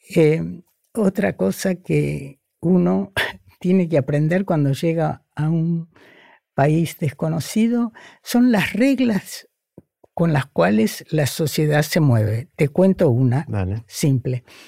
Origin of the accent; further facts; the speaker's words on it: Argentina; first language Spanish; moved away as an adult; also born or lived in Buenos Aires; now in Brazil; cuando yo me fui de la Argentina